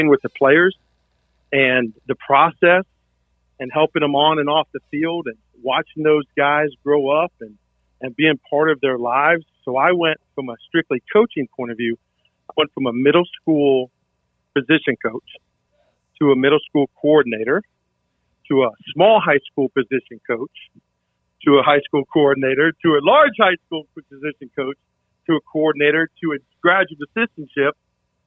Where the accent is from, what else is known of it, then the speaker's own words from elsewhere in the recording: South Florida, United States; now in Florida Keys, United States; I grew up in South Florida